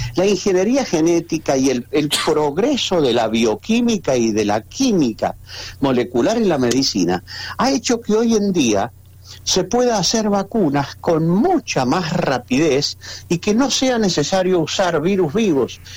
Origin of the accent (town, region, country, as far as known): Argentina